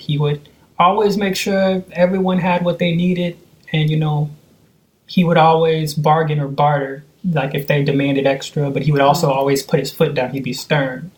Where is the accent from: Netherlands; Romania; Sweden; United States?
United States; Seattle, Washington; also born or lived in Oakland, California; I was born in Oakland, California. I know around four and a half, we moved to Seattle, and I've been here ever since.